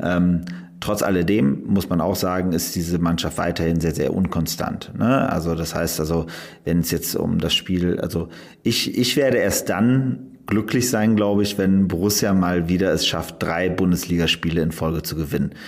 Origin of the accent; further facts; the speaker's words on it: Aachen, North Rhine-Westphalia, Germany; ich komme ja aus Aachen